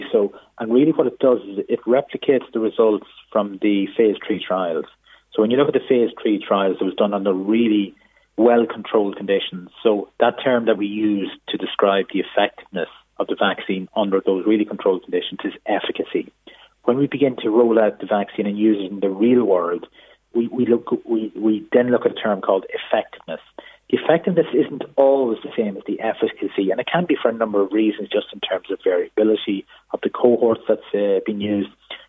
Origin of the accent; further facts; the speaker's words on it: Israel; I'm from Israel